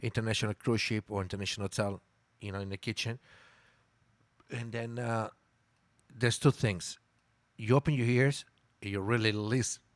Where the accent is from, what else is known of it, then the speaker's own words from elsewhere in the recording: Milan, Lombardy, Italy; first language Italian; English is a second language; moved away as an adult; also born or lived in Mexico City, Mexico / Playa del Carmen, Mexico; I'm from Milan, Italy